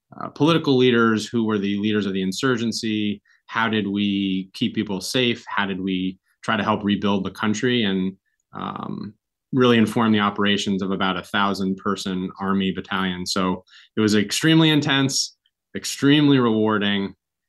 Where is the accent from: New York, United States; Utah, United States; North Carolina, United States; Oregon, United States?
New York, United States; Kingston; I grew up here in Kingston, first capital of New York State